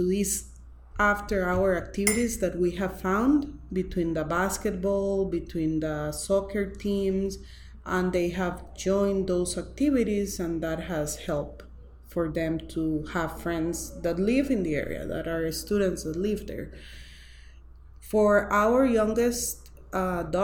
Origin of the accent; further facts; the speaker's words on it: Costa Rica; I'm from Costa Rica